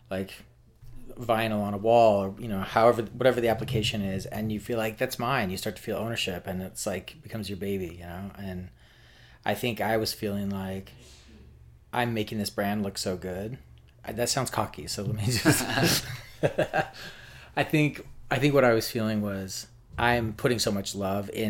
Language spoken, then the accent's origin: English; Salt Lake City, Utah, United States; now in New York, United States; Yeah, so I'm from Salt Lake City. I moved to New York in 2004 and I had just finished design school at BYU, Brigham Young which is a Mormon school.